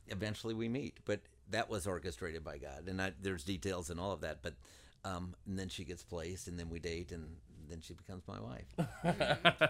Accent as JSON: {"language": "English", "region": "southern Indiana", "country": "United States", "tie": "born or raised there", "said": "I grew up in Indiana. We lived in southern Indiana"}